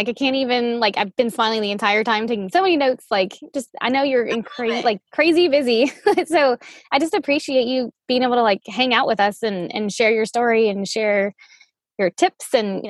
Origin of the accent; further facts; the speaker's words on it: Louisiana, United States; But I'm from Louisiana.